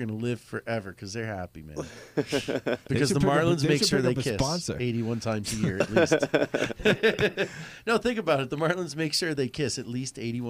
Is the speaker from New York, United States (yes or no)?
no; Miami, Florida, United States; born or raised there